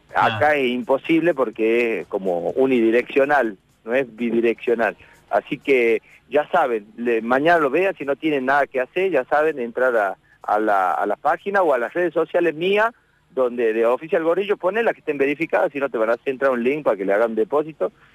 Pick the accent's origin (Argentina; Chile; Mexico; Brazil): Argentina; Tucumán; nosotros los, los tucumanos le ponemos en vez de la, le ponemos